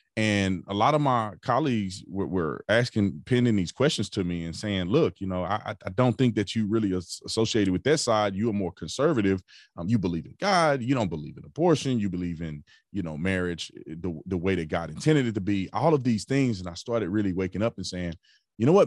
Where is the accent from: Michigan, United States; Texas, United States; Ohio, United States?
Texas, United States; Fort Worth; I grew up in Fort Worth, Texas